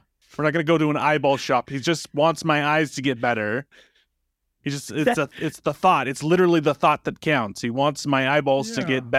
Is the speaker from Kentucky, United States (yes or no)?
no; Chicago, Illinois, United States; Chicago, Illinois.